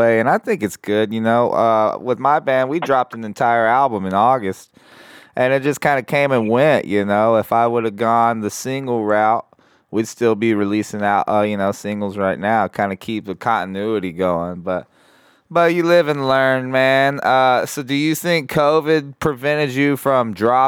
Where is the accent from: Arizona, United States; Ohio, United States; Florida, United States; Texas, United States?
Texas, United States; Corpus Christi; I've lived back and forth in Corpus Christi growing up